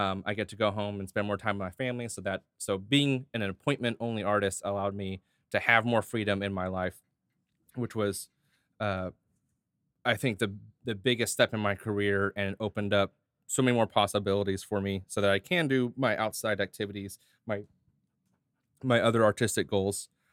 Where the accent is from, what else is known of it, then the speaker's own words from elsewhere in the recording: Hurst, Texas, United States; I grew up in Hearst